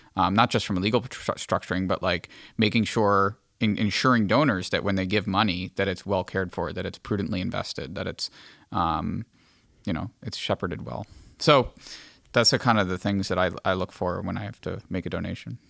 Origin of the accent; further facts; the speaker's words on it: Archdiocese of Hartford, Connecticut, United States; moved away; also born or lived in Diocese of Bridgeport; I come from the Archdiocese of Hartford originally.